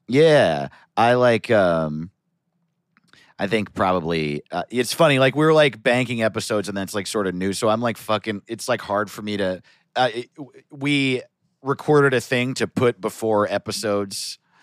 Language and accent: English; United States; I grew up in America